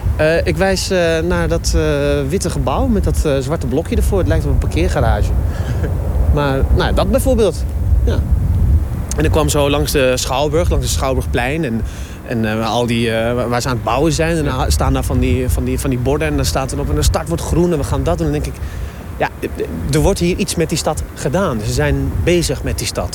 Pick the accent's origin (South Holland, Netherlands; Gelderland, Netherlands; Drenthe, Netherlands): Gelderland, Netherlands; Zutphen; now in Rotterdam, Netherlands; ik kom uit Zutphen, dat is een klein stadje.